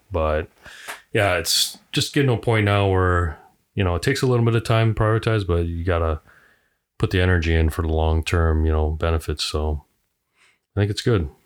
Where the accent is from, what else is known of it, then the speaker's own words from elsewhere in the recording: Sun Prairie, Wisconsin, United States; I'm from Sun Prairie